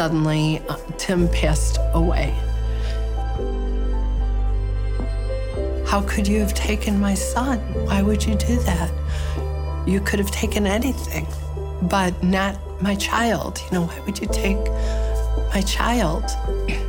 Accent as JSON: {"language": "English", "town": "Chicago", "region": "Illinois", "country": "United States", "tie": "born or raised there", "said": "I was born and raised in Chicago, still live there"}